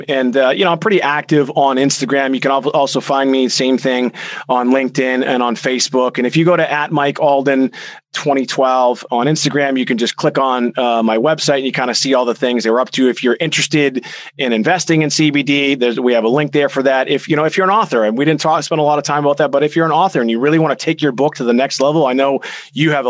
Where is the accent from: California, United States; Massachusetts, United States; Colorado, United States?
Massachusetts, United States; Boston; we're from Boston